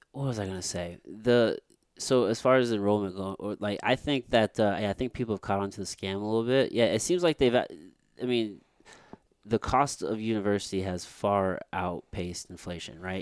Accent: Potosi, Missouri, United States; I grew up in Potosi, Missouri, and that's, like, backwoods Missouri

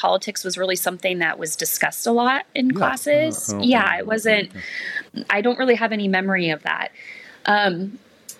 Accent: Mesa, Arizona, United States; I was born in Mesa, Arizona to, conservative parents

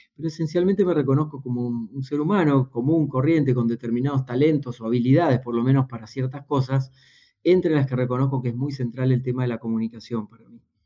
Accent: Buenos Aires Province, Argentina; soy argentino, no soy porteño, nací en un pueblo unos 300 kilómetros al sur de la ciudad de Buenos Aires

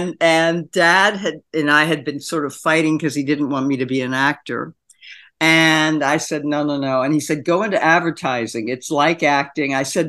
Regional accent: Philadelphia, Pennsylvania, United States; also born or lived in Delaware / Panama; I was born in Delaware, but I was mainly raised in Philadelphia, in Panama for when I was 6 and 7, and for 9 months in Panama

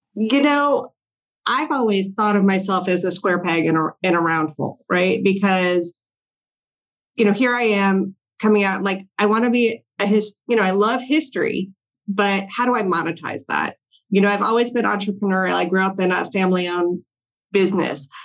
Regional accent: Longmeadow, Massachusetts, United States; moved away as an adult; also born or lived in Washington, D.C.; I grew up in Longmeadow, Massachusetts, a very small town right next to Springfield

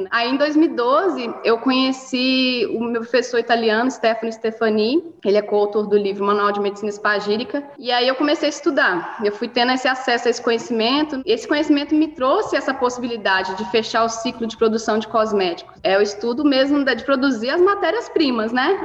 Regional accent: Mariana, Minas Gerais, Brazil; Eu sou uma menina do interior. Eu cresci em Mariana, perto de Ouro Preto, não sei se vocês conhecem aqui em Minas Gerais

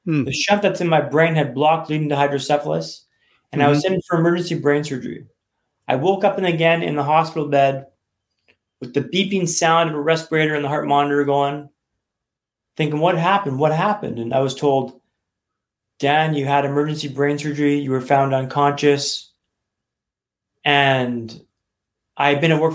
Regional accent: Vancouver, British Columbia, Canada; moved away as an adult; also born or lived in London; now in Vancouver, Canada; I'm from Vancouver

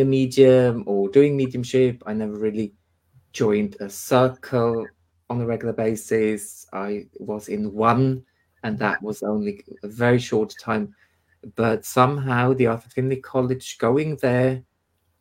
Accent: Switzerland; moved away as an adult; now in United Kingdom; where I came from Switzerland, I mean, it's 10 years ago now

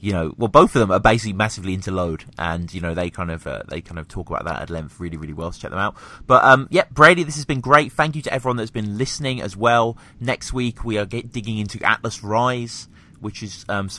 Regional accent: United Kingdom; Us Brits are kind of raised on this kind of, you know, this warm hospitality kind of accent

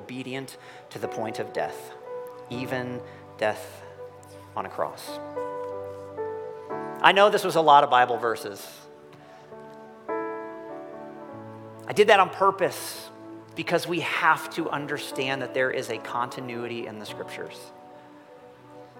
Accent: United States; I'm American

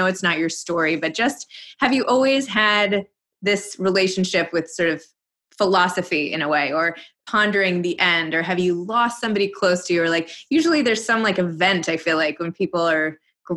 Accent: New York City, New York, United States; I'm from New York City

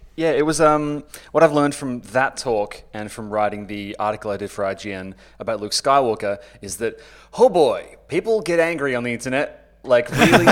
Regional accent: Australia; I'm an Australian author, broadcaster

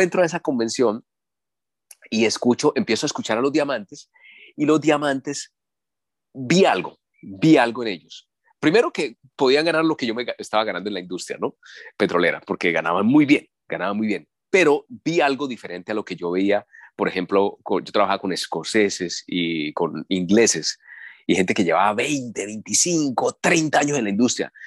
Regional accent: Colombia; Aquí en mi país es un país petrolero

